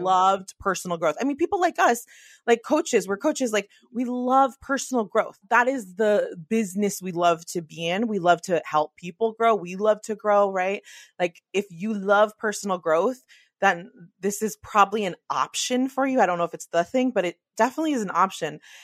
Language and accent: English; the Bay Area, California, United States; I'm from the Bay